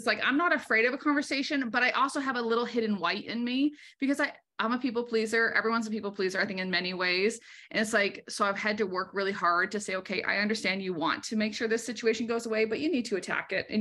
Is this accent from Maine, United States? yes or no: yes; Maine, United States; I was raised in Maine. I'm very proud of my New England roots